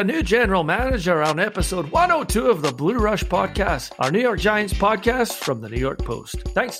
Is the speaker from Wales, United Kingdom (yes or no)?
no; Scotland, United Kingdom